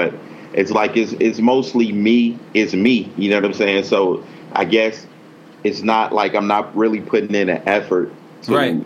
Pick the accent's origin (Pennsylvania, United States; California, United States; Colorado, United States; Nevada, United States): California, United States; Compton; I'm from Compton, California, you know what I'm saying? And just came up like in the 80s and early 90s